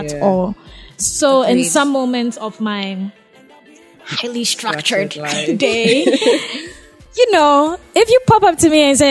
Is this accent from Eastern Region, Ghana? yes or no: yes; Akyem Abuakwa, Eastern Region, Ghana; I'm from Ekiapim